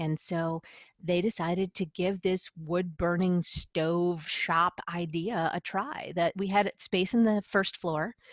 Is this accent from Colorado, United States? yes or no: no; Buffalo, New York, United States; also born or lived in San Diego; I'm originally from the Buffalo, New York area